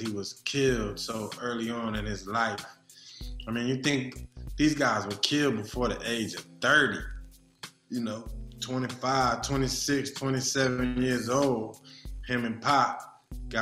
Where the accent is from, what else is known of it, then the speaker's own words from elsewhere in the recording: the Bay Area, California, United States; I'm from the Bay.